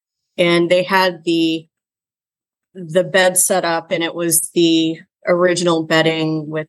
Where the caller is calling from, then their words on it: Washington, District of Columbia, United States; I'm dialing in from my home, which is located in downtown Washington, D.C., your nation's capital.